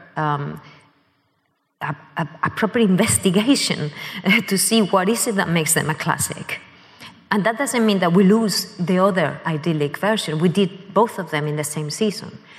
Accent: Madrid, Community of Madrid, Spain; moved away as an adult; also born or lived in Canada; now in London, United Kingdom; growing up in Spain, I had been born in Canada

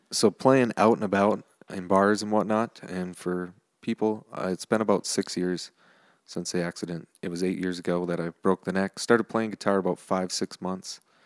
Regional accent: New Richmond, Wisconsin, United States; New Richmond, which is my hometown.

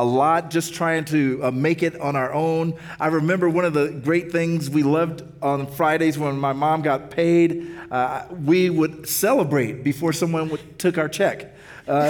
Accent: Kansas City, United States; now in Nashville, United States; I grew up in Kansas City.

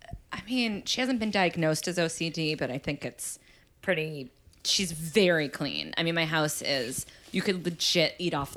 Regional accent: Boston, Massachusetts, United States; also born or lived in California; now in New York, United States; I'm from Boston

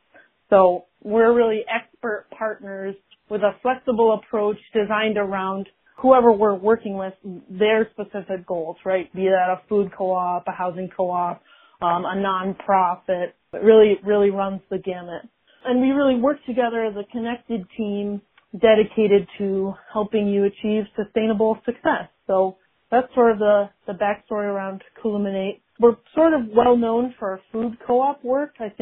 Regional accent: Rochester, New York, United States; So I am from Rochester, New York, born and raised. I live there now

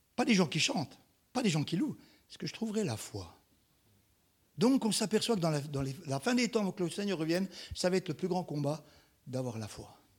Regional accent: Marseille, Provence-Alpes-Côte d'Azur, France; je suis marseillais

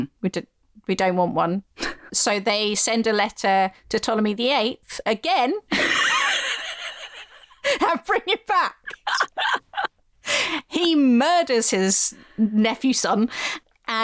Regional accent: England, United Kingdom; moved away as an adult; now in Belfast, United Kingdom; growing up in England and living in Belfast

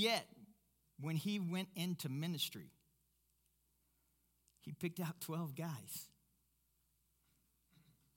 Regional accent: Kentucky, United States; I'm from Kentucky

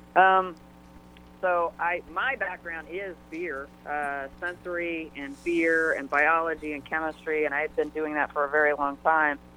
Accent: Maryland, United States; now in San Diego, United States; I grew up on the East Coast. I grew up in Maryland

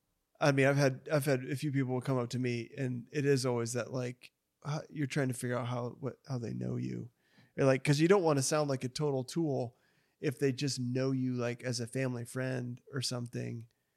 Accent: North Dakota, United States; now in Tulsa, United States; I'm from North Dakota.

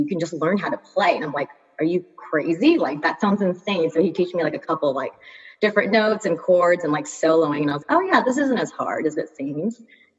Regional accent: Atlanta, Georgia, United States; moved away as an adult; also born or lived in New York; now in Brooklyn, United States; growing up in Atlanta

